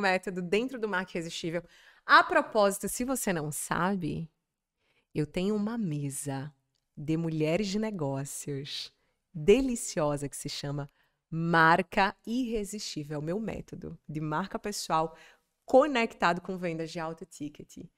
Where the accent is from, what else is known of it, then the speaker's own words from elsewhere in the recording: Natal, Rio Grande do Norte, Brazil; moved away as an adult; now in São Paulo, Brazil; Rio Grande do Norte, que é onde tem Natal, a minha cidade onde eu nasci